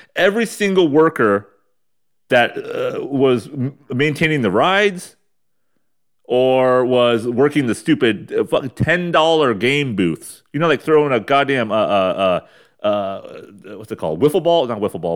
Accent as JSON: {"language": "English", "town": "Ramona", "region": "California", "country": "United States", "tie": "born or raised there", "said": "When I was a kid, growing up in Ramona, California, the armpit of San Diego County"}